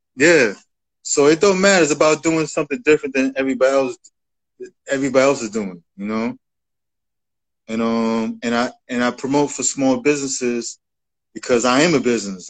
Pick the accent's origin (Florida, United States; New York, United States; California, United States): New York, United States; New York City; I'm from the Bronx, so I grew up you know, as a rap fan